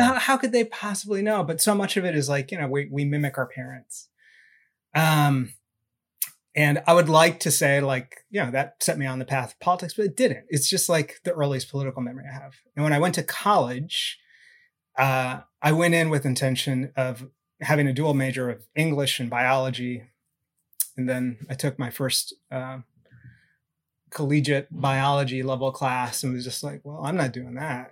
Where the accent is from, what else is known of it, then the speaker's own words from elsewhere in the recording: Southern California, United States; I grew up in Southern California